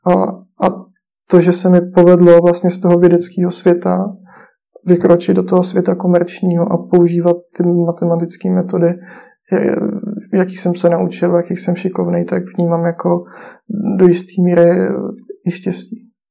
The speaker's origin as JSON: {"language": "Czech", "country": "Czechia", "said": "jsme v tom jako Češi"}